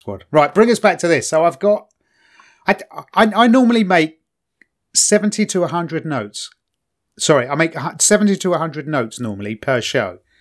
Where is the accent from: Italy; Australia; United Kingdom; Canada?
United Kingdom; London; now in Kent, United Kingdom